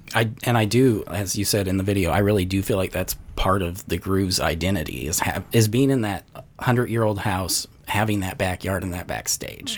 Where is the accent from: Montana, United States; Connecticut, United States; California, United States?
Montana, United States; Glasgow; also born or lived in Florida; now in Nashville, United States; I was born and raised in Montana